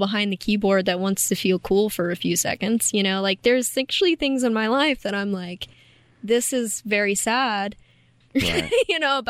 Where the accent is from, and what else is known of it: Appalachia, United States